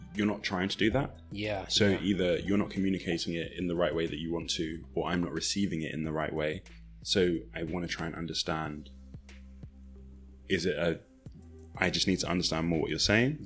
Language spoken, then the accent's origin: English; Nigeria; being Nigerian, like, sometimes the way that we communicate can come across very sharp